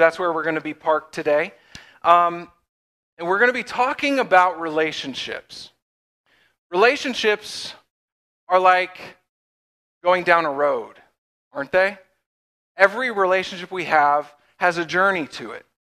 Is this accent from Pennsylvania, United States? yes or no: yes; Pennsylvania, United States; But we are from Western PA. Megan was born and raised in Oil City, just down the road. And I am a little bit from all over, but Western PA is home.